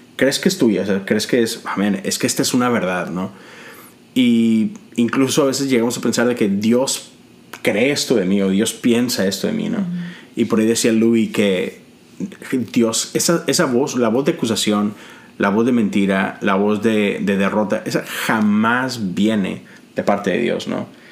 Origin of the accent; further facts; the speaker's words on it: Monterrey, Nuevo León, Mexico; moved away as an adult; now in United States; Nosotros todos somos mexicanos, de Monterrey, ah, pero tenemos ya más de 10 años en este país.